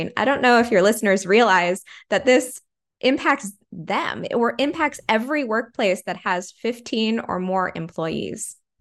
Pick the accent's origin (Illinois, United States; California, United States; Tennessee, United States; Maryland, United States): California, United States; growing up in California